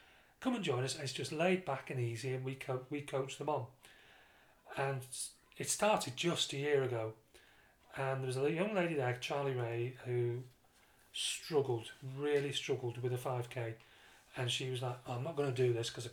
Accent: Dublin, Leinster, Ireland; I'm from Dublin.

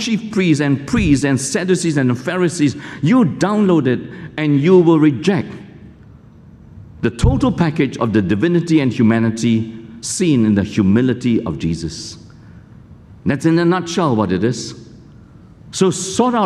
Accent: Malaysia; now in Singapore; I grew up in Malaysia. I went to a kampung school

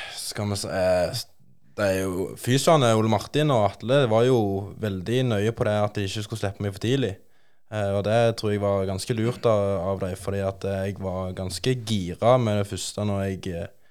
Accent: Bryne, Rogaland, Norway; komme fra, fra Bryne

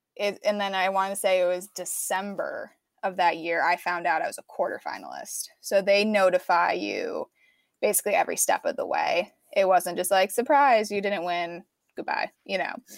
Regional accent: Chicago suburbs, Illinois, United States; moved away as an adult; now in Los Angeles, United States; I'm from the Chicago suburbs, and I went to Northwestern for film

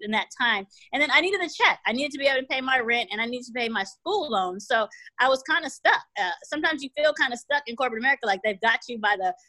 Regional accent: California, United States; also born or lived in Washington, D.C.; my mom and I moved to California when I was about 7

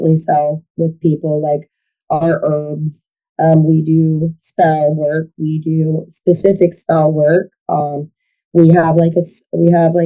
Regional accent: Akron, Indiana, United States; We're from Akron, Indiana

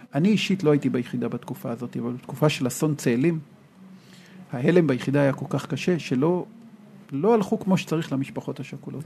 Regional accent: Israel; אני גדלתי במשפחה שהיא מאוד קיבוצניקית. כלומר, אני ככה, כשהייתי ילד, הדבר הכי חשוב היה לקטוף את הכותנה

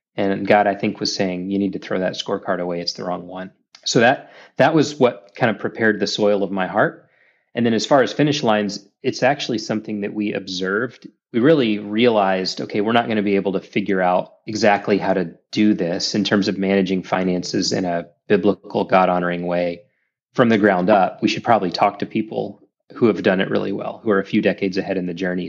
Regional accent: Dallas, Texas, United States; moved away as an adult; also born or lived in Saudi Arabia; now in Orlando, United States; I grew up in North Dallas in a great Christian home

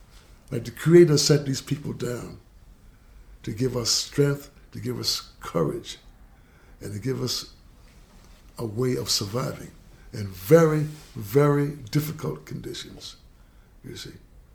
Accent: Brooklyn, New York, United States; You see, and that's how we grew up in Brooklyn.

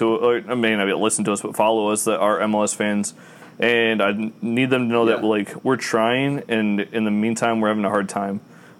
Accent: United States; As an American

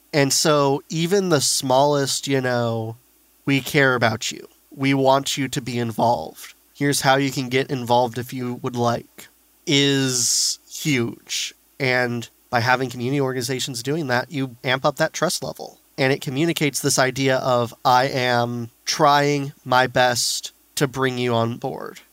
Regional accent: St. Louis, Missouri, United States; I grew up in St. Louis and they have the wonderful special school district

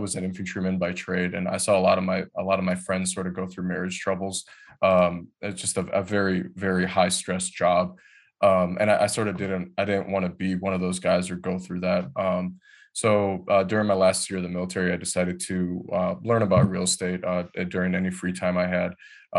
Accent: Detroit, Michigan, United States; Yeah, so I'm originally born and raised in Detroit, Michigan. And then my family had moved, I think I was like 10 years old, about 20 miles north of Detroit, in a suburb of Detroit.

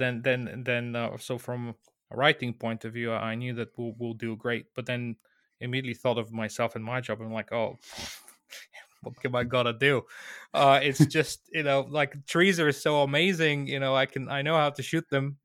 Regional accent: Bulgaria; I'm from Bulgaria

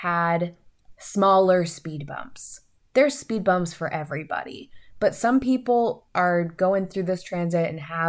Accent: United States; as an American

